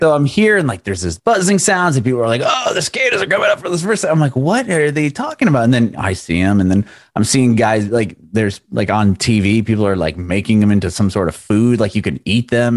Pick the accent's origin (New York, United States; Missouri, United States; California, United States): California, United States; San Diego; moved away as an adult; also born or lived in Middle Tennessee; now in Nashville area, United States; I'm originally from San Diego.